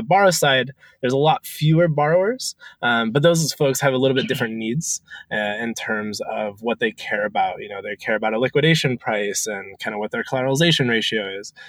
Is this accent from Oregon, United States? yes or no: yes; Portland, Oregon, United States; I grew up in Portland, Oregon. Went to University of Oregon, very Oregon homegrown.